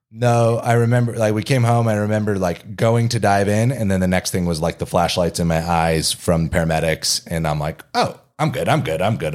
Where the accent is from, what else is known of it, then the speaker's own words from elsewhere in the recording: Kingman, Arizona, United States; moved away as an adult; also born or lived in Durham, North Carolina; now in Denver, United States; In a different part of Arizona, in a more rural part, Kingman, Arizona.